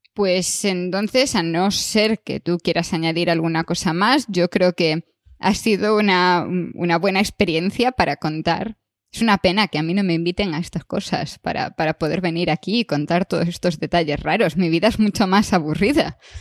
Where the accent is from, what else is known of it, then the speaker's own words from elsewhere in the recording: Galicia, Spain; moved away; yo soy gallega